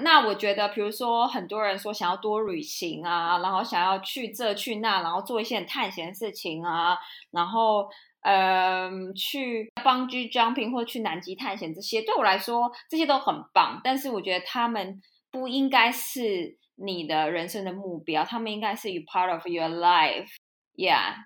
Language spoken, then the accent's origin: Chinese; Taiwan; moved away as an adult; also born or lived in Europe; 我因为在台湾生，出生长大，我不是说就是很小就来出国之类的那种